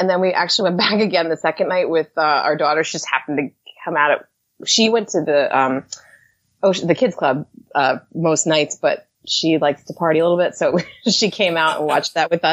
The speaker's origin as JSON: {"language": "English", "region": "New Jersey", "country": "United States", "said": "I'm from New Jersey"}